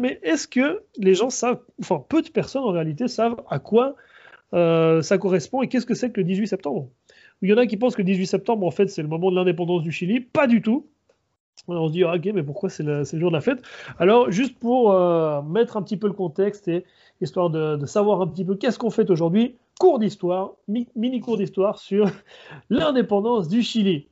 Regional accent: Switzerland; now in Chile; je suis d'origine chilienne, mais je, suis né, j'ai grandi en Suisse.

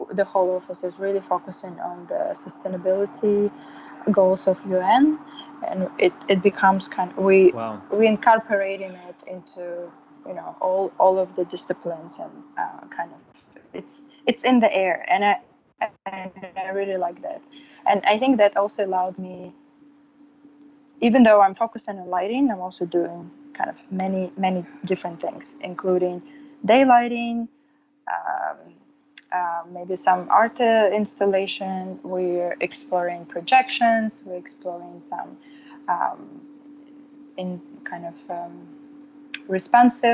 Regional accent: Samara, Samara Oblast, Russia; moved away as an adult; also born or lived in New York; now in California, United States; I'm from Russia, from the town called Samara. And I moved to New York about 8 years ago to pursue the graduate degree

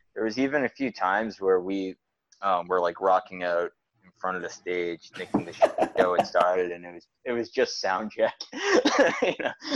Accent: Wakefield, Massachusetts, United States; we're from Wakefield, which is a lot a little bit further out

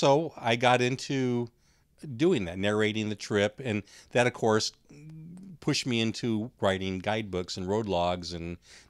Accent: California, United States; Well, I grew up in San Diego County, so we knew about missions to a degree.

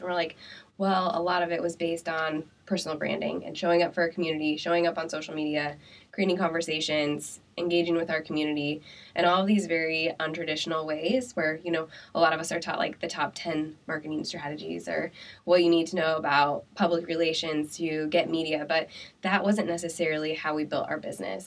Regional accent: Pella, Iowa, United States; now in Des Moines, United States; I'm from Pella

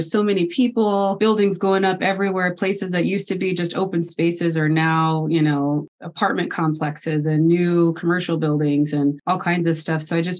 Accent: Alaska, United States; also born or lived in Florida / Utah; I was born in Florida at Tyndall Air Force Base. I lived there for 7 years, and then I moved to Utah, lived there for 5, I think, and then to Alaska and was there for all of my high school.

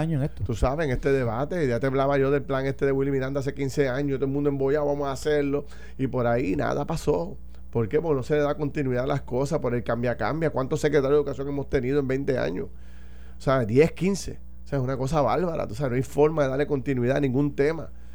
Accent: Puerto Rico; nosotros como puertorriqueños

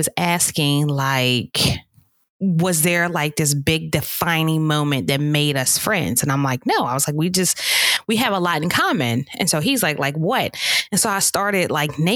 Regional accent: Pittsburgh, Pennsylvania, United States; I grew up in Pittsburgh

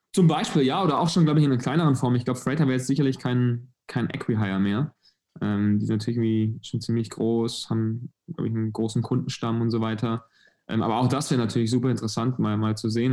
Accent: near Stuttgart, Baden-Württemberg, Germany; Ich komme aus der Nähe von Stuttgart, das magische Dreieck.

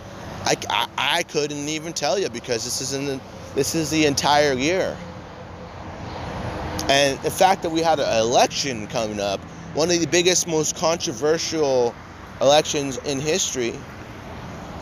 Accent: United States; as an American citizen

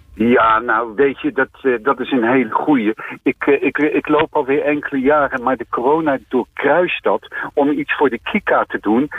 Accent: Delft, South Holland, Netherlands; also born or lived in The Hague; ik kom ook uit Den Haag. ik ben er niet geboren, ik ben in delft geboren. Maar ja, ik heb wel een aantal jaar in Den Haag gewoond

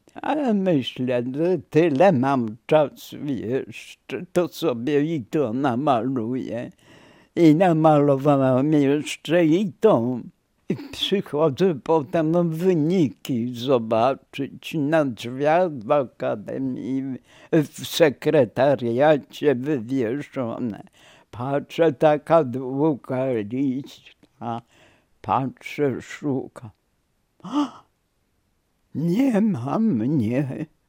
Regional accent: Warsaw, Masovian Voivodeship, Poland; moved away as an adult; now in Węgorzewo area, Poland; Urodziłam się w Warszawie

